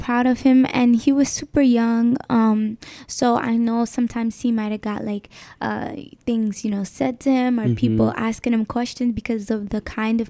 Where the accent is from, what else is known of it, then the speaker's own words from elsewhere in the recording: Newark, New Jersey, United States; I'm 18 years old and I'm from Newark, New Jersey.